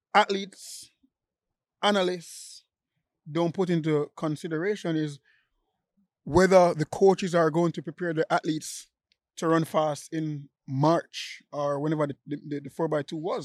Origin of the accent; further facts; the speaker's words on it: Jamaica; I'm still Jamaican.